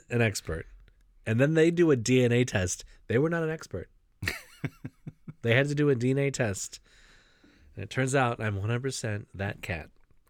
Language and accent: English; Middletown, Ohio, United States; Yeah, I grew up in Middletown.